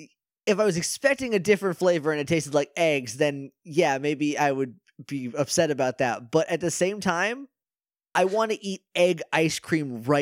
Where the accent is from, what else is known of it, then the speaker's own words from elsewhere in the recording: Ringe, New Hampshire, United States; now in Austin, United States; I'm from Ringe, New Hampshire, originally, and I live in Austin, Texas now.